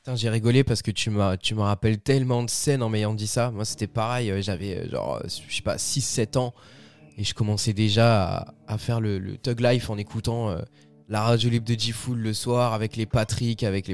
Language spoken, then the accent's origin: French; France; chez nous en France